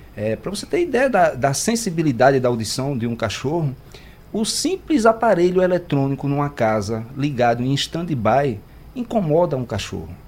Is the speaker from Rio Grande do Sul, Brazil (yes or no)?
no; Recife, Pernambuco, Brazil; eu sou nordestino, sou de Recife